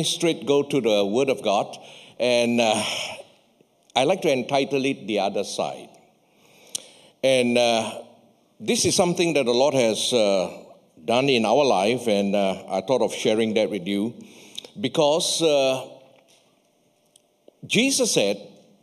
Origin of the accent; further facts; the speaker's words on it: Malaysia; I come from Malaysia